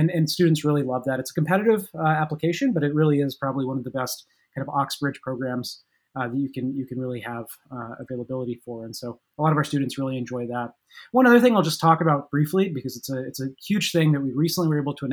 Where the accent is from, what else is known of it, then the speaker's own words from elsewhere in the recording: Las Vegas, Nevada, United States; moved away as an adult; now in Williamstown, United States; originally I'm from Las Vegas, Nevada, so pretty far away from Williamstown